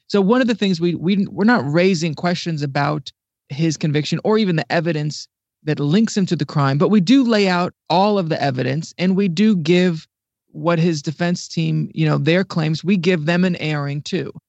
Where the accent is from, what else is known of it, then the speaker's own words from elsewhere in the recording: Ohio, United States; moved away as an adult; now in Washington, D.C., United States; And I'm actually originally from Ohio, the Midwest, and I moved, um, to D C about ten years ago